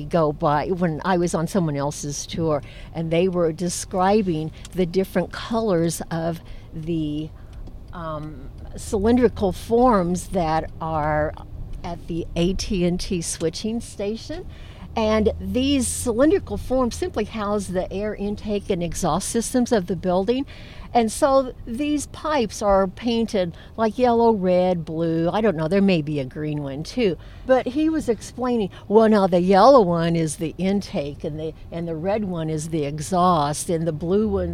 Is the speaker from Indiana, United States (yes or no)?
yes; Columbus, Indiana, United States; also born or lived in Detroit / West Lafayette; when I returned to Columbus